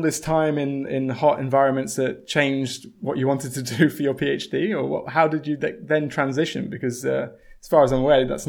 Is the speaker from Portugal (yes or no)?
no; England, United Kingdom; as an English person